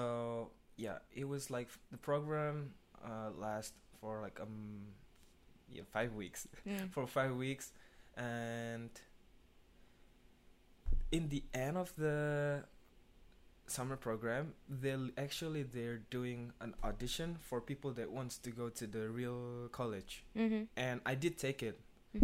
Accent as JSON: {"language": "English", "region": "Jakarta", "country": "Indonesia", "tie": "born or raised there", "said": "I was born in Jakarta"}